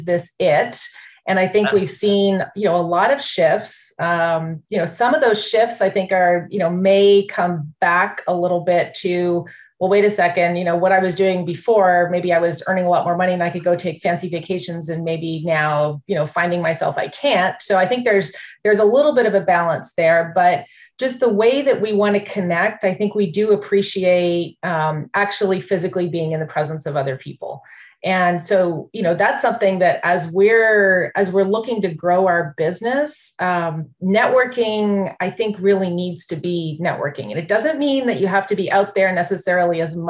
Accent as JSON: {"language": "English", "country": "Canada", "moved": "as an adult", "lives_now": "United States", "said": "I'm from Canada originally."}